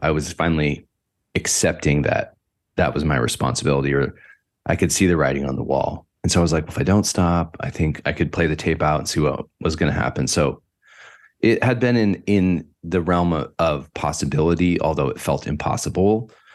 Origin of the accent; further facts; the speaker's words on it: Northern California, United States; I grew up in Northern California, about an hour north of the city, San Francisco, way out i, on P C H in the middle of nowhere